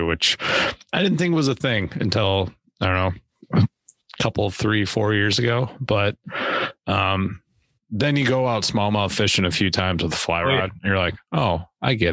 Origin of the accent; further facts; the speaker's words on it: Arbor Vitae, Wisconsin, United States; also born or lived in Minocqua; I grew up in Manakwa. So, well, Arborvita. I won't claim Manakwa. Arborvita is way cooler